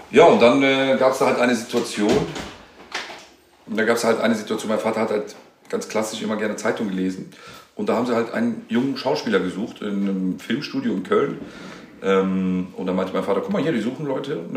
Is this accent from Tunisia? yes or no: yes; Tunisia; Aber er ist Marokkaner und ich bin Tunesier.